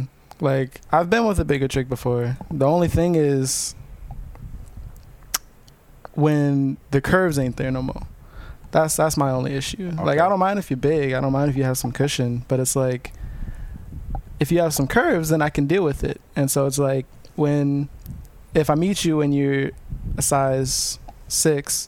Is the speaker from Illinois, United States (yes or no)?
no; Ohio, United States; moved away; also born or lived in the South (US); I'm originally from Ohio. And yeah, I'm down south